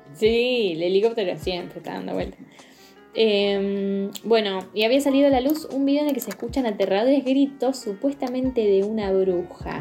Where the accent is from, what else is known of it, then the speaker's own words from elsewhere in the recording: San Juan, Argentina; soy de San Juan